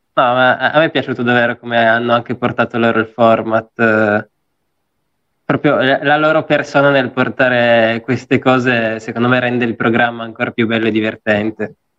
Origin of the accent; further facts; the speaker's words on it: Apulia, Italy; now in Turin, Italy; io adesso sono pugliese, quindi vado in Puglia